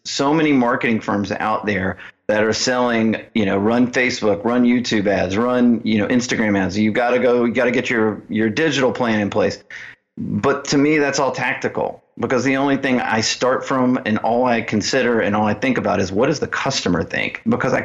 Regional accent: Birmingham, Alabama, United States; moved away as an adult; also born or lived in Washington, D.C. / South Dakota / San Diego / Phoenix; I grew up in Alabama, Birmingham, Alabama

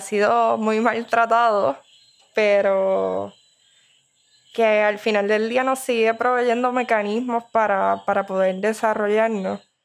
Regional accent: Barceloneta, Puerto Rico; Soy natural de Barceloneta, Puerto Rico.

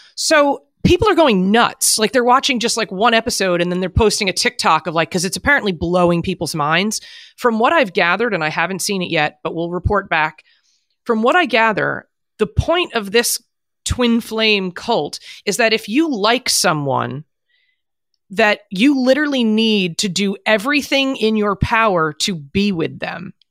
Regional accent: New Jersey, United States; moved away as an adult; also born or lived in Manhattan, New York; when I was a kid growing up in New Jersey

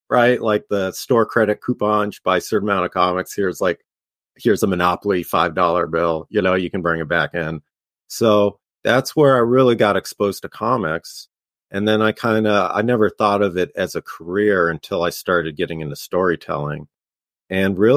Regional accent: Los Angeles, California, United States; I'm from LA. I'm from like the Lockerson, Glendale area, so kind of like a suburb in Los Angeles.

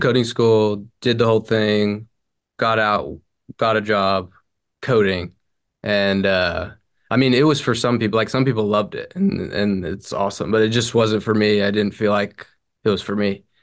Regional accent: Franklin, Tennessee, United States; now in Nashville, United States; Franklin, uh, born and raised. I'm in Nashville now. So 30 minutes north, but my whole life, Franklin.

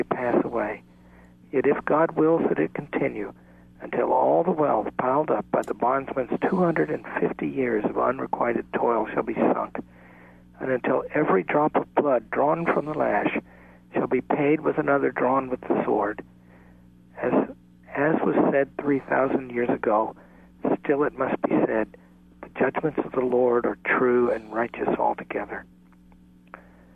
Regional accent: the South, United States; I come from the South myself

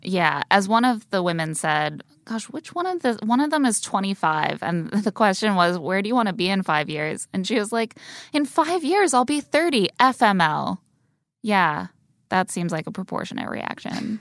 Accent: Indiana, United States; Where I grew up in Indiana

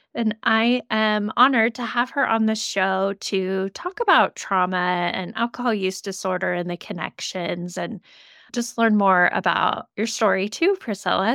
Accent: Idaho, United States; born and raised in Idaho

